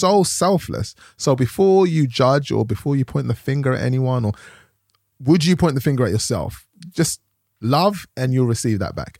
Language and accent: English; London, United Kingdom; I grew up in Tottenham, London